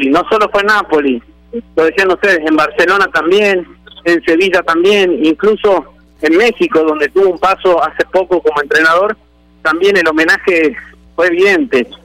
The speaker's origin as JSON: {"language": "Spanish", "country": "Argentina", "moved": "yes", "said": "yo soy argentino y soy mm, eh, he vivido más años acá en este país maravilloso que es mi país que es el país que habito y que es el país que quiero"}